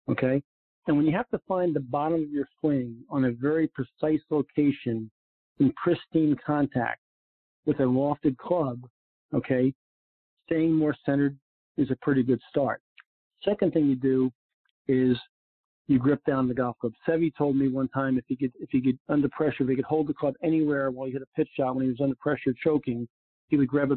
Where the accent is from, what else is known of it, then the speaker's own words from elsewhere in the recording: New York, United States; also born or lived in Florida; now in Naples, United States; especially in Florida in Eastern Long Island, where I played some of my golf growing up in New York.